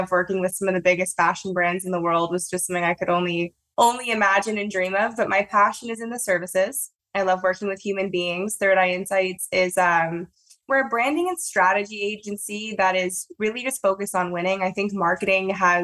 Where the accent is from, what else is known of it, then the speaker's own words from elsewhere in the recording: Toronto, Ontario, Canada; I don't have an accent, but I'm from Toronto, Canada